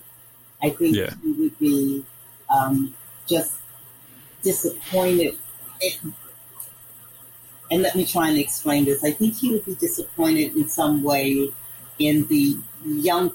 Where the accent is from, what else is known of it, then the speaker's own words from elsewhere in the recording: Arkansas, United States; accent: northern; also born or lived in northern US; growing up in the South